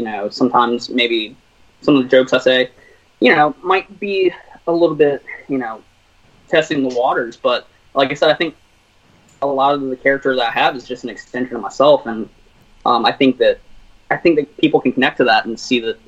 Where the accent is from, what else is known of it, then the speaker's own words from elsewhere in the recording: Virginia, United States; We're both from Virginia.